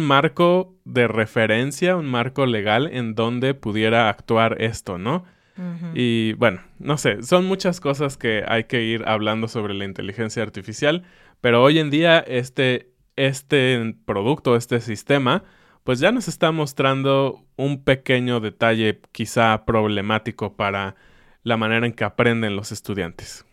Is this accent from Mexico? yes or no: yes; Mexico; Yo lo veo como mexicano